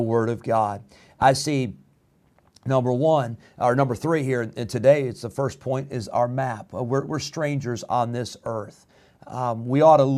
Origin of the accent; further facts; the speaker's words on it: Rockford, Illinois, United States; moved away as an adult; also born or lived in Geneseo, Illinois; now in Roanoke Rapids, United States; I grew up in Rockford, Illinois, a town of 150,000 people. We moved when I was 16